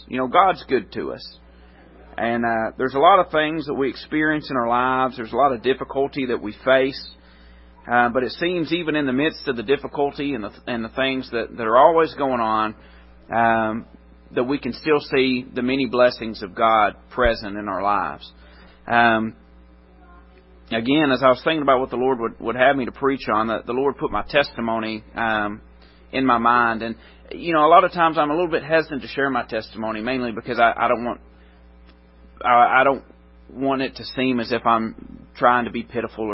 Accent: Middle Tennessee, United States; I grew up in Middle Tennessee

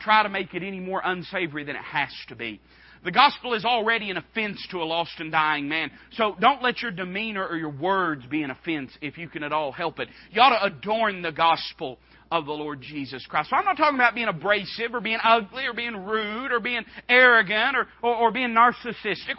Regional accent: Appalachia, United States; I was raised as an Appalachian American

